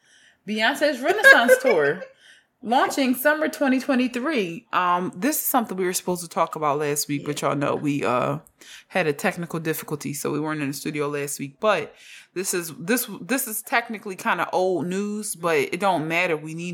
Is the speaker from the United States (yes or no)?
yes; Houston, Texas, United States; I'm from Houston.